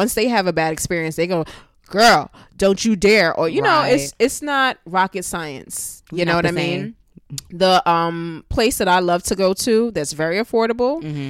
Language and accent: English; Brooklyn, New York, United States; You know, I'm from Brooklyn, New York. I have Caribbean family, you know, parents.